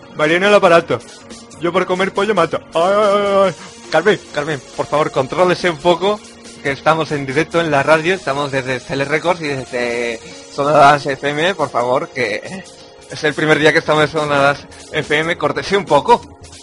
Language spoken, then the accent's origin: Spanish; Cádiz, Andalusia, Spain; aquí de Cádiz, de mi tierra